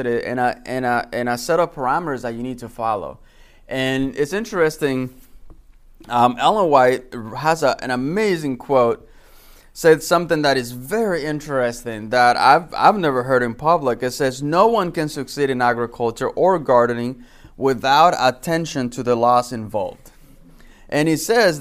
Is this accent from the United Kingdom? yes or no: no; Dominican Republic; moved away; I was born and raised in the Dominican Republic